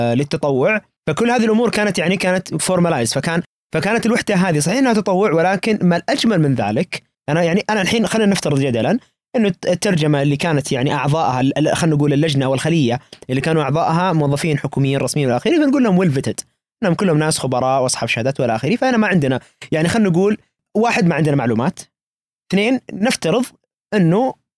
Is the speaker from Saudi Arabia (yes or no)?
yes; Saudi Arabia; كوننا سعوديين